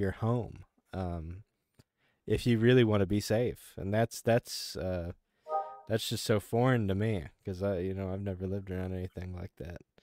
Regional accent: Kansas, United States; now in Arkansas, United States; I grew up in Kansas, you know, and, and tornadoes were a reality for us

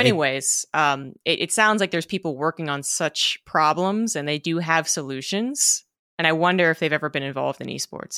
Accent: United States; being an American

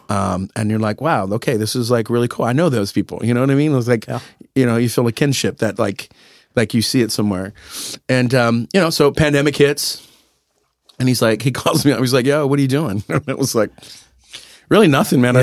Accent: San Antonio, Texas, United States; moved away; I grew up in San Antonio eating breakfast tacos

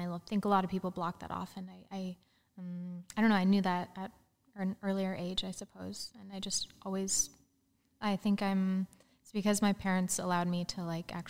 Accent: Gillette, Wyoming, United States; Yeah. It's a town called Gillette in Wyoming.

